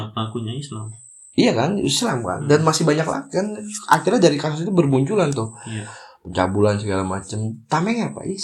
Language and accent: Indonesian; Jakarta, Indonesia; gue di Jakarta gue dari kecil tuh emang di Jakarta dari SD SMP